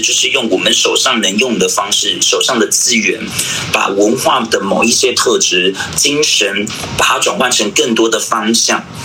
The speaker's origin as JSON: {"language": "Chinese", "town": "Yanping", "region": "Taitung County", "country": "Taiwan", "also_born_or_lived": "Tainan / Taipei", "said": "我是来自台东延平乡的布农族。对，然后我毕业于台南应用科技大学舞蹈系"}